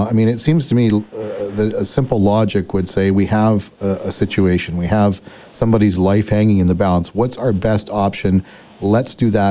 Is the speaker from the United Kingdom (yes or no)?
no; Canada; we're all Canadian